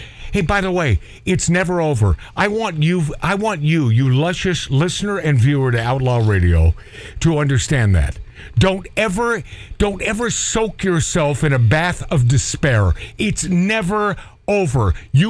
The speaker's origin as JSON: {"language": "English", "town": "Everett", "region": "Washington", "country": "United States", "tie": "born or raised there", "said": "I'm a kid from Everett, Washington"}